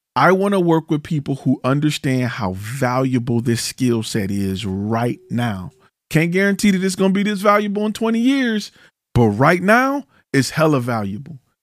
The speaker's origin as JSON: {"language": "English", "town": "Detroit", "region": "Michigan", "country": "United States", "said": "I'm from Detroit"}